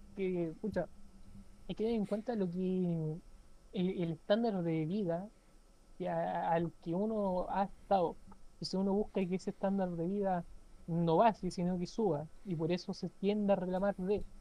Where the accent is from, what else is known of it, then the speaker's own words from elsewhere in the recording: Chile; aquí en Chile que somos exportadores